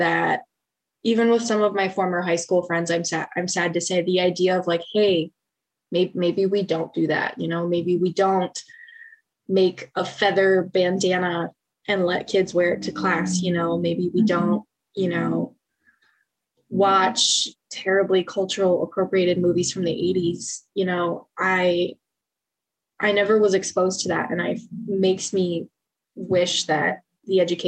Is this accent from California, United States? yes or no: no; Western Michigan, United States; when I was a kid growing up in Western Michigan